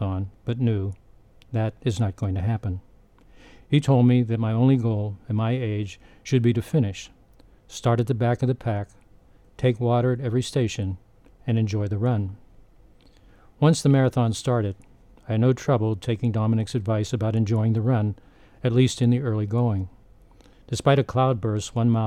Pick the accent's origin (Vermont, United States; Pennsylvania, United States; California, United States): Pennsylvania, United States; Pittsburgh; now in southern Illinois, United States; my hometown of Pittsburgh